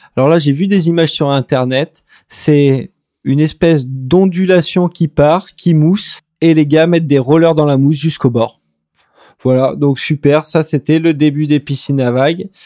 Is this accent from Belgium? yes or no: no; France; en tant que Français, on est un petit peu déçu